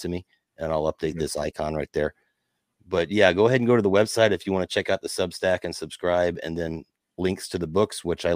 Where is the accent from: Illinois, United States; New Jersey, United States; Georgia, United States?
Illinois, United States; Southern; I grew up in Southern Illinois